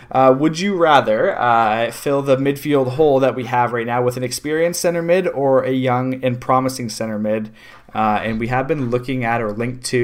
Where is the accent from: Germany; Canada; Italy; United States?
Canada; I'm not coming at him. I'm Canadian.